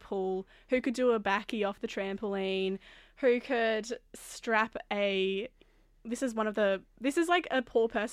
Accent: South Grafton, New South Wales, Australia; also born or lived in Palmers Island; now in Sydney, Australia; I grew up in South Grafton and moved around a little bit on the lands of the Bundjalung and Gumbangia people

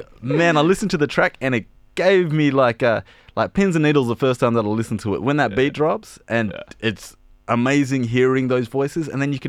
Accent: Perth, Western Australia, Australia; now in Sydney, Australia; Well, I joke around that I'm from Perth, the real Western Sydney.

